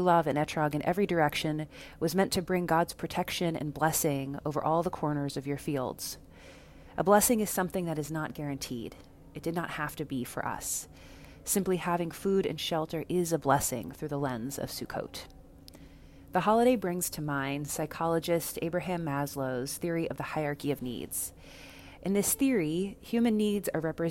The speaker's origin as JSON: {"language": "English", "town": "Dallas", "region": "Texas", "country": "United States", "tie": "born or raised there", "moved": "yes", "said": "Dallas, Texas, my hometown"}